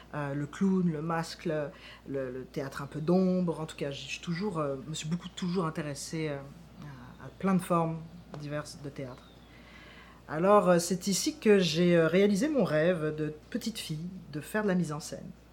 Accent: France; moved away as an adult; now in Quebec, Canada; je quitte la France où je suis né pour partir au Québec

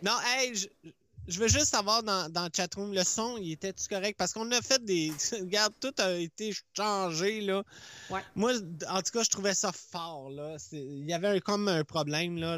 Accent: Laurentides, Quebec, Canada; accent: Laurentides; j'ai juste un accent de, je dis pas de où, là, mais des Laurentides

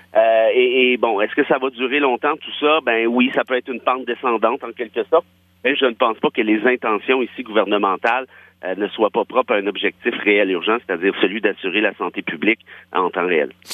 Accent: Quebec, Canada; je suis un Québécois de région de toute façon

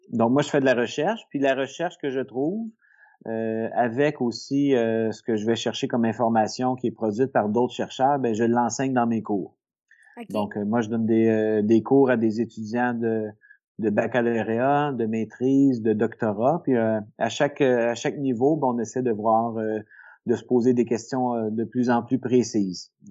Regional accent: L'Assomption, Quebec, Canada; also born or lived in Saint-Hyacinthe; je suis né à Saint-Hyacinthe, mais euh, je me suis euh, posé, disons, euh, plutôt vers la, fin de mon primaire, là, dans la dans la banlieue de Montréal, dans la région de, de Lanaudière, à l'Assomption.

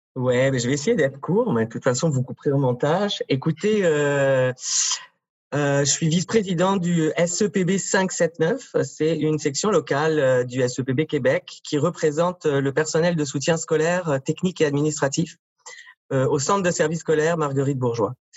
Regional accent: France; accent: French (France); moved away as an adult; now in Montreal, Canada; Je suis né en France, ça s'entend dans mon accent

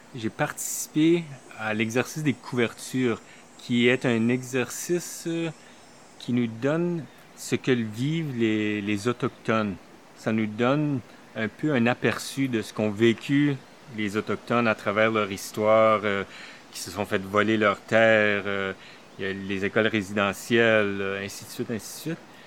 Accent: Manitoba, Canada; moved away as an adult; also born or lived in Toronto; now in Montreal, Canada; je suis originaire du Manitoba d'un petit village euh, francophone

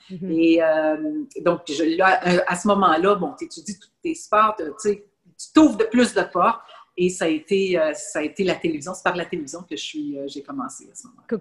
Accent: Laval, Quebec, Canada; Et j'étais native de Laval. Je demeurais tout près de l'aréna

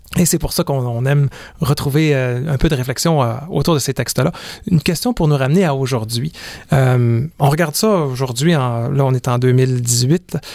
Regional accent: Quebec, Canada; je suis né au Québec en mille neuf cent soixante-dix-huit

